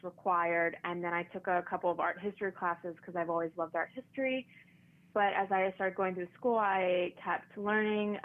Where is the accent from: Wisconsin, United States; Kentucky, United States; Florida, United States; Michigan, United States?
Kentucky, United States; Paducah; moved away as an adult; also born or lived in Lexington, Kentucky; now in New York, United States; I'm from Paducah originally